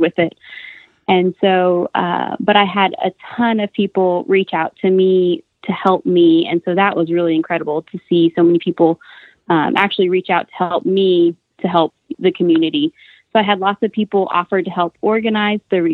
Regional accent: Clovis, New Mexico, United States; moved away as an adult; now in Amarillo, United States; I'm originally from Clovis, New Mexico

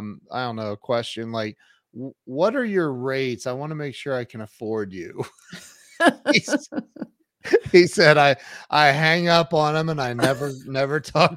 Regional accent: Ohio, United States; Hey, I grew up in Ohio and right down the road was a town called New Hampshire, Ohio. I swear.

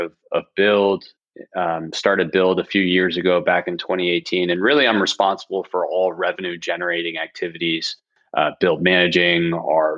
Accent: Annapolis, Maryland, United States; moved away as an adult; also born or lived in Delaware / San Francisco; I grew up on the East Coast back in Annapolis

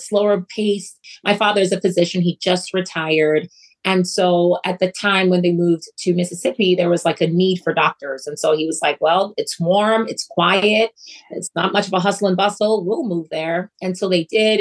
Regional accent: Freetown, Western Area, Sierra Leone; also born or lived in Germany; now in United States; there's a very much of a community feel when I was growing up in Freetown, Sierra Leone

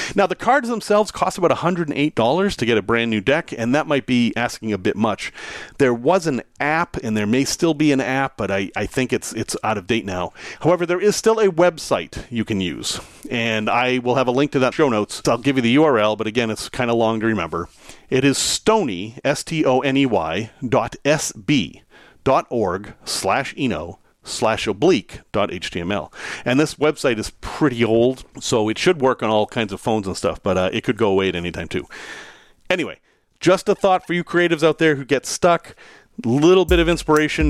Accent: Salem, Massachusetts, United States; I'm from Salem, Massachusetts.

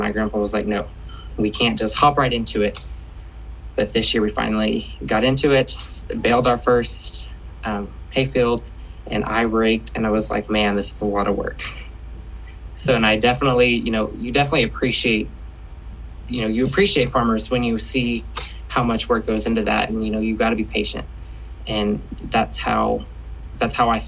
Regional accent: Shawnee-Tecumseh area, Oklahoma, United States; I am from the Shawnee-Tecumseh area in Oklahoma.

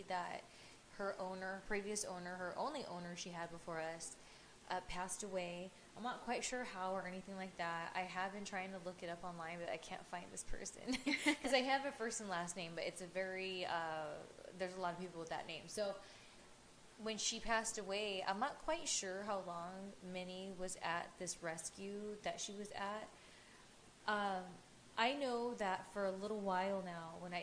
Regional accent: Ontario, California, United States; our old neck of the woods where we grew up in Ontario

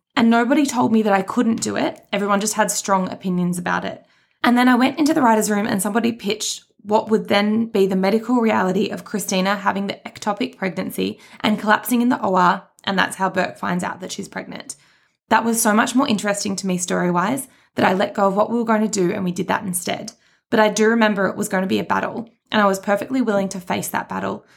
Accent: Australia; we are from Australia

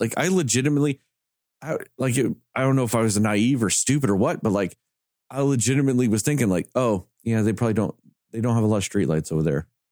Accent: the South, United States; we're all from the South

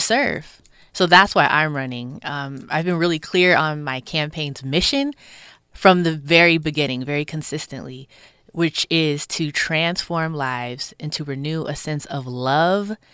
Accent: Willowbrook, California, United States; I'm from this district. I'm from Willowbrook. I was born in Ujima Village, which was a housing development.

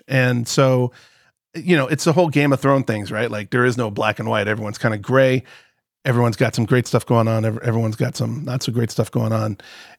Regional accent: Palm Beach, Florida, United States; when I was growing up, I was born and raised in Palm Beach, right?

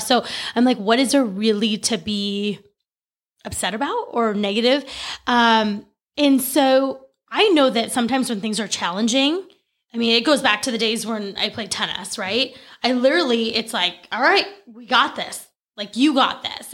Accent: California, United States; moved away as an adult; also born or lived in Oregon; I grew up in California. We lived in Oregon for less than a year, came back to California

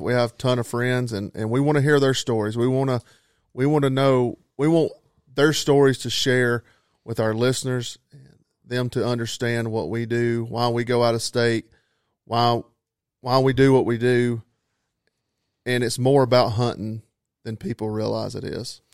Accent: North Georgia, United States; I'm from North Georgia, uh, born and raised

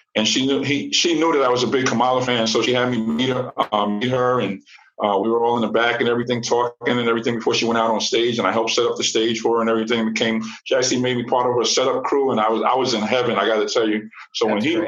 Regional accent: New York City, New York, United States; growing up in New York City

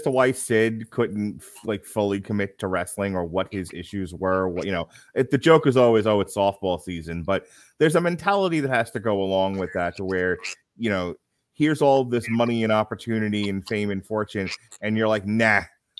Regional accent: New York, United States; I grew up in New York

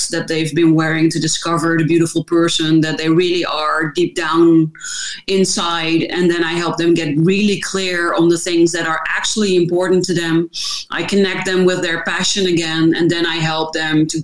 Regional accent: Netherlands; I am from the Netherlands, so that also explains the difficulties with my last name

